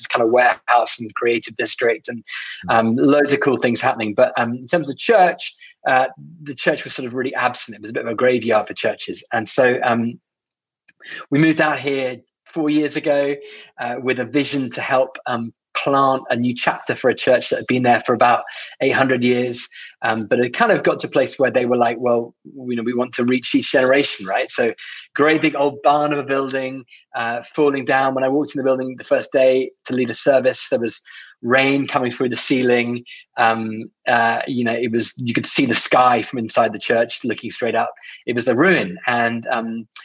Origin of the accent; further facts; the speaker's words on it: United Kingdom; as a British person